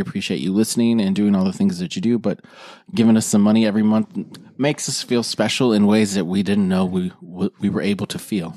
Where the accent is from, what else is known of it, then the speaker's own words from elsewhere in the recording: South Dakota, United States; I'm from South Dakota.